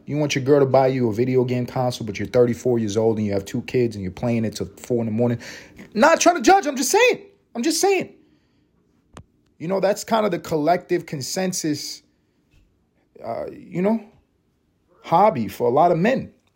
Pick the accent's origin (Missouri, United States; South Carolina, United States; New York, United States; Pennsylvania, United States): New York, United States; New York City; now in Atlanta, United States; I'm a New Yorker.